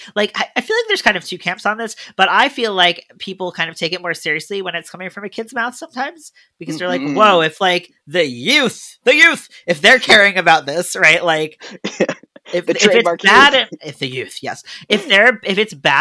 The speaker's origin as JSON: {"language": "English", "country": "United States", "moved": "yes", "lives_now": "Montreal, Canada", "said": "As an American"}